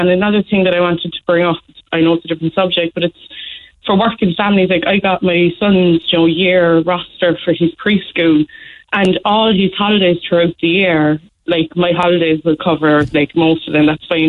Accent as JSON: {"language": "English", "country": "Ireland", "said": "But I feel like I'm Irish. I'm working all my life."}